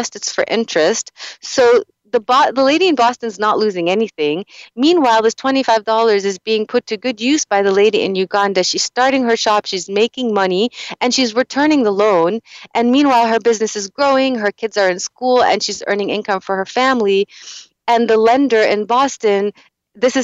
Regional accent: Lebanon; moved away; my home country of Lebanon

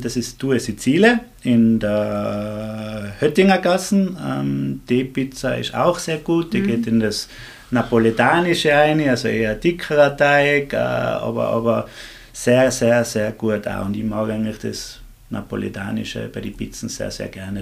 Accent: Axams, Tyrol, Austria; in meinem Heimatdorf in Axams

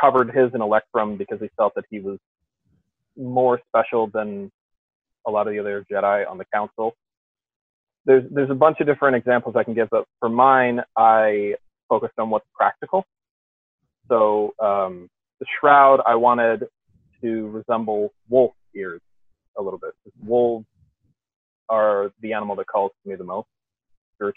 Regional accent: Thunder Bay, Ontario, Canada; moved away; my hometown of Thunder Bay, Ontario

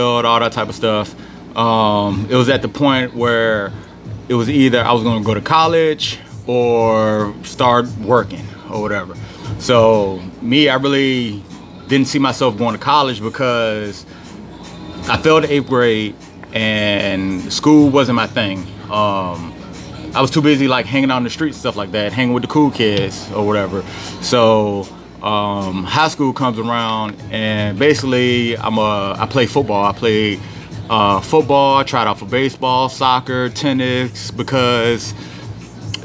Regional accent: Petersburg, Virginia, United States; also born or lived in Philadelphia, Pennsylvania / Richmond, Virginia; I was born in Petersburg, Virginia.

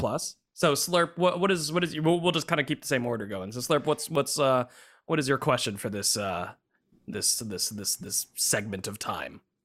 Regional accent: United States; I am literally the first in my family to be an, you know, the, the, the American born

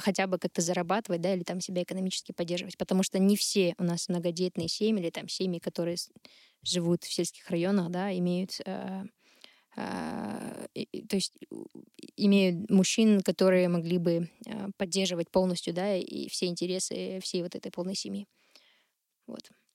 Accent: Shymkent, Kazakhstan; я там родом из Шымкента, родилась и выросла в этом городе

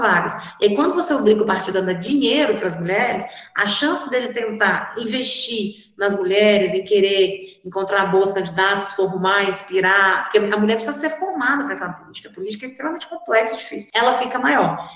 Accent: Divinópolis, Minas Gerais, Brazil; eu sou nascida e criada aqui em Divinópolis

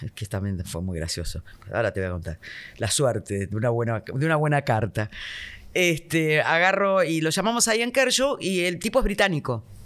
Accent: Argentina; yo siento como argentina

